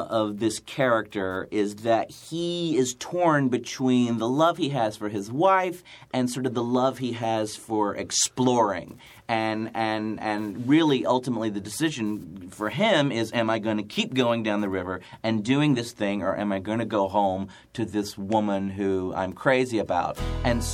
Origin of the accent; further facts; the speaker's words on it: Chattanooga, Tennessee, United States; moved away; I'm from Chattanooga, Tennessee. I was born and raised in Chattanooga, Tennessee